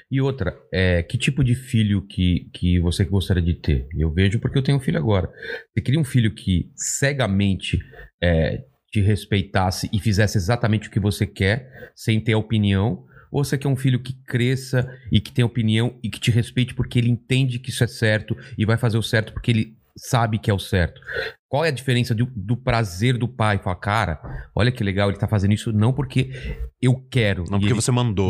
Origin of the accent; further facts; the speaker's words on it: São Bernardo do Campo, São Paulo, Brazil; also born or lived in Diadema; now in São Paulo, Brazil; eu sou de São Bernardo, né? Quer dizer, eu cresci em São Bernardo, depois em Diadema